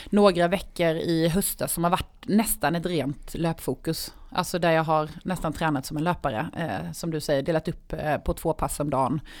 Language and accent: Swedish; Karlshamn, Blekinge, Sweden; Det är hemma i Karlshamn.